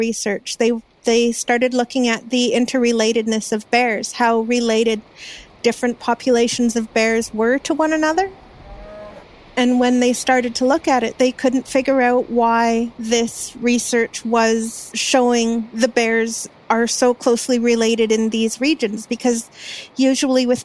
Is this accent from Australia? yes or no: no; Wuikinuxv Nation, British Columbia, Canada; I'm from the Uyukinuk Nation